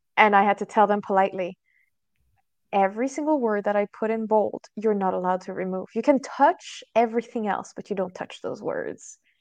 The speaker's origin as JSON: {"language": "English", "country": "France", "moved": "yes", "said": "I'm originally from France"}